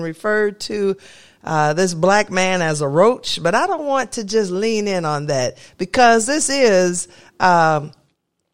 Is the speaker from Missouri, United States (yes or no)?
yes; Kennett, Missouri, United States; my hometown, Kennett, Missouri.